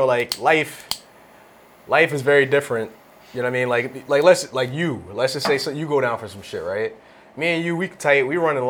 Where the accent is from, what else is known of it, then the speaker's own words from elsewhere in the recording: Philadelphia, Pennsylvania, United States; I remember growing up in South Philly